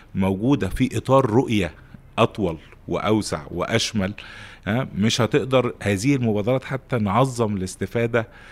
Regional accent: Egypt; عندنا في مصر

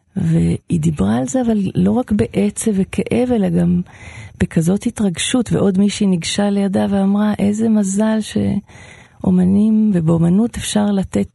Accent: Israel; בקיבוץ שאני גדלתי בו

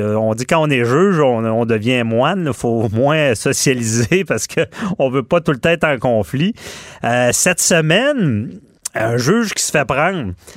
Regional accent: Quebec City, Quebec, Canada; je suis de Québec

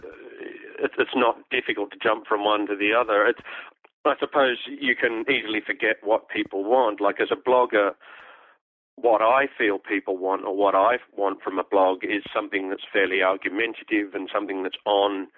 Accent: Australia; Australian history, I was really bored by it at school

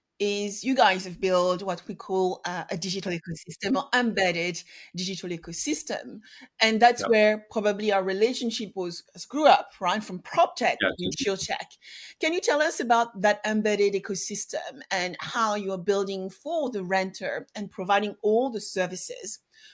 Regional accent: United Kingdom; we're British, you know, all my friends, we had a British person in the group

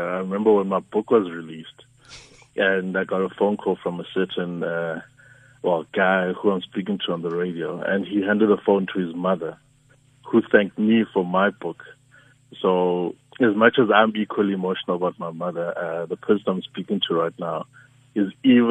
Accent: Soweto, Gauteng, South Africa; I'm a kid from Soweto

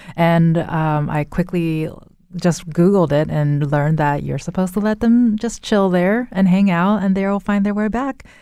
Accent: California, United States; moved away; I'm originally from California and used to go to Disneyland

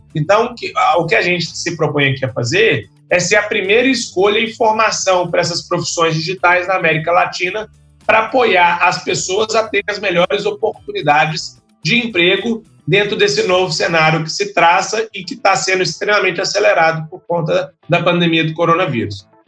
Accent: Belo Horizonte, Minas Gerais, Brazil; Eu sou de Belo Horizonte, lá em, em, Minas Gerais

